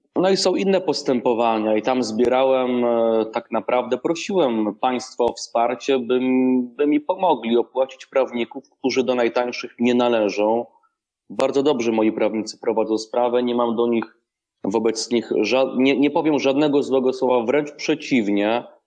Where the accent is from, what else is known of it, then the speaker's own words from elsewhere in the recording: Rzeszów, Subcarpathian Voivodeship, Poland; w Rzeszowie moim rodzinnym